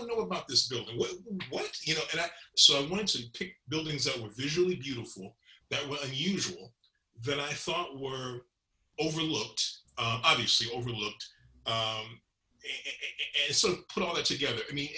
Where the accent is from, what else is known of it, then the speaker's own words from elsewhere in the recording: Chicago, Illinois, United States; I'm a Southsider. I was born here. I've lived most of my, I guess, 43 of my 50, soon to be 55 years here. And this is the homeland, if you will.